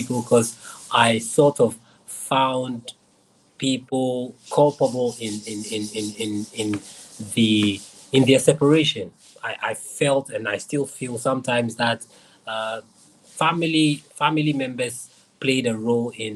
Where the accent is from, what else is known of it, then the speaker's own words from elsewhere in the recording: Accra, Greater Accra, Ghana; I was born in Nima in Accra, Ghana.